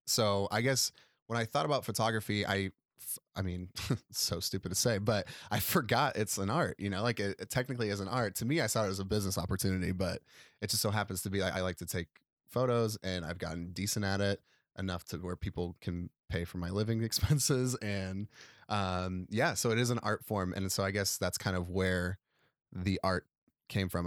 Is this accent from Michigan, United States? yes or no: no; Chicago area, Illinois, United States; also born or lived in Nebraska; now in Chicago, United States; even though I was from the area, I wasn't from Chicago